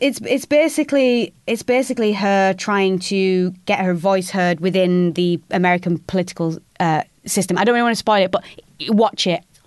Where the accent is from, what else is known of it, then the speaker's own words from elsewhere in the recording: United Kingdom; being a Northerner